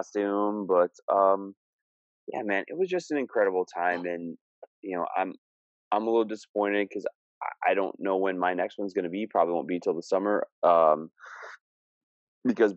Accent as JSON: {"language": "English", "town": "Scunthorpe", "region": "Yorkshire and the Humber", "country": "United Kingdom", "moved": "yes", "lives_now": "Minnesota, United States", "said": "I'm still a Scunny boy"}